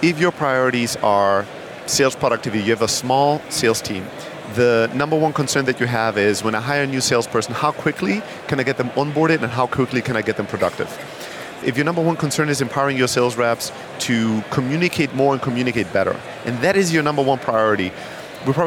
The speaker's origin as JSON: {"language": "English", "country": "Germany", "tie": "born or raised there", "also_born_or_lived": "Greece / Bay Area, United States", "moved": "as an adult", "lives_now": "New York, United States", "said": "I'm originally from Greece, grew up in Germany. And then 12 years ago, I moved to the US, to the Bay Area at first"}